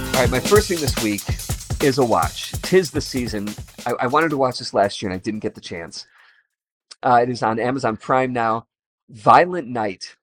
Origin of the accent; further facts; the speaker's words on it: Chicago, Illinois, United States; I'm from Chicago